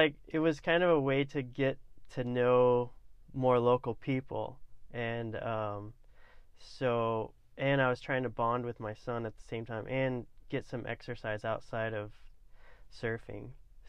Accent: Newport, Oregon, United States; now in Coos Bay, United States; I grew up basically in Newport, Oregon. I went to high school there.

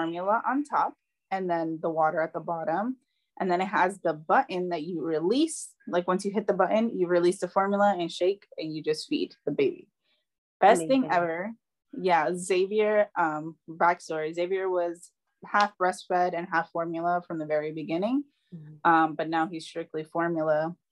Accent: New York, United States; moved away; we're from New York

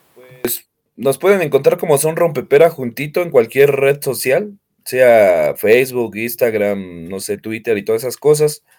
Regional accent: Naucalpan, State of Mexico, Mexico; nosotros nacimos aquí y de hecho seguimos viviendo aquí

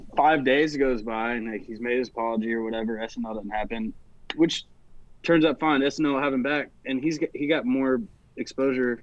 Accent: Nashville, Tennessee, United States; born and raised right here in Nashville, Tennessee

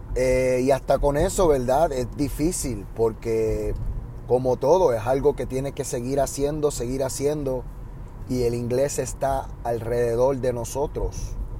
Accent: Puerto Rico; accent: Puerto Rican; now in United States; ahora mismo ustedes están escuchando mi acento, yo diría puertorriqueño, el acento normal que uso.

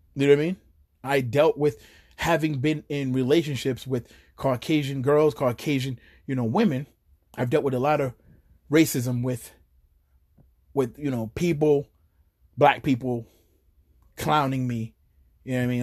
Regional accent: Chelsea, Massachusetts, United States; also born or lived in New York; when I was young and I moved out here to Chelsea from New York

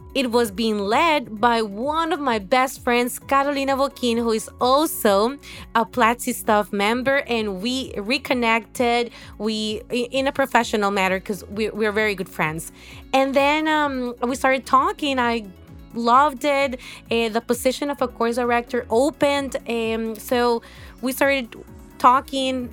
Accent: Honduras; moved away as an adult; also born or lived in Mexico; now in Salvador de Bahia, Brazil; I'm from Honduras, uh, um, a country in Central

